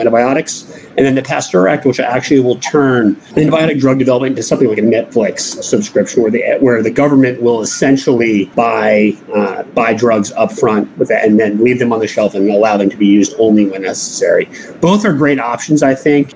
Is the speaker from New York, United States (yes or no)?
yes; New York, United States; I'm from New York, not too far away